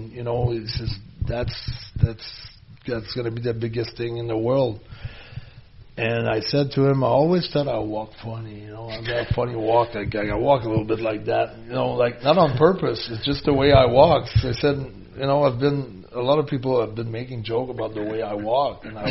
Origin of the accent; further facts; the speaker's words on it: Quebec, Canada; I was from Louisiana